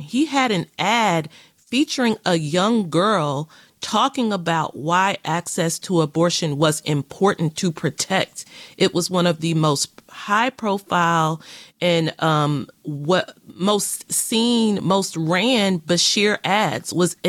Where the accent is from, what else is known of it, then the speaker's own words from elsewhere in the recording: Kentucky, United States; moved away; In Kentucky, which is my home state